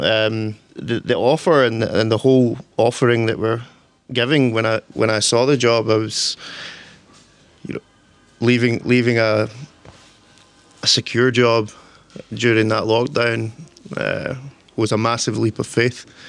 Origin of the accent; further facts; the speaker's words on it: Torrance, Scotland, United Kingdom; I'm from a wee village called Torrance. It's kind of countryside.